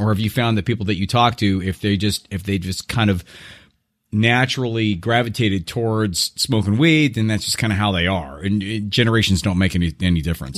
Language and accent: English; Irvine, California, United States; moved away; U C I, which is actually my hometown, uh, uh, University of California, Irvine, uh, back, uh, in Orange County